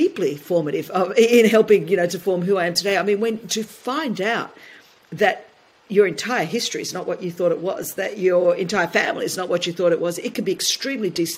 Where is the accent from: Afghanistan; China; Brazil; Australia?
Australia; Sydney, New South Wales; growing up in Blacktown in Sydney, Australia, the only Greek ethnic minority immigrant.